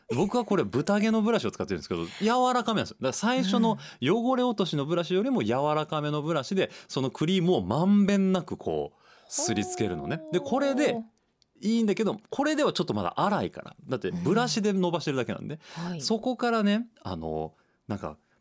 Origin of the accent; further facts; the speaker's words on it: Osaka, Japan; also born or lived in Tennoji-ku, Osaka; 私の生まれ故郷住吉区住之江区エリア